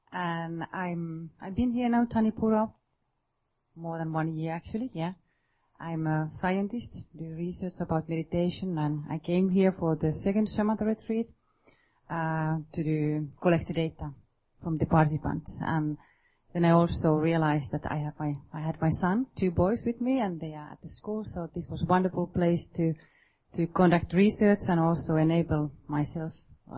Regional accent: Finland; moved away as an adult; I'm from Finland

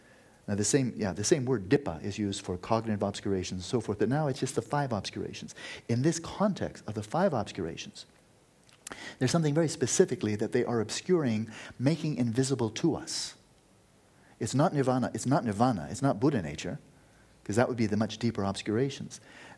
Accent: Scotland, United Kingdom; also born or lived in United States; And yeah, I was raised in Scotland and America, and I come from a happy family and so forth

